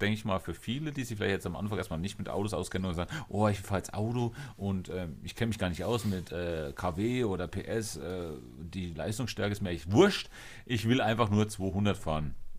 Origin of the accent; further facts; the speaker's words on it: Germany; wir in Deutschland